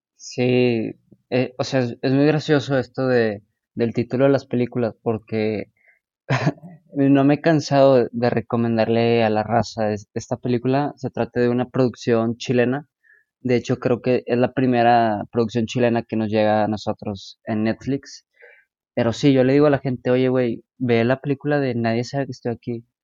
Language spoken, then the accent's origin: Spanish; Nuevo León, Mexico; el cine de mi estado, de mi tierra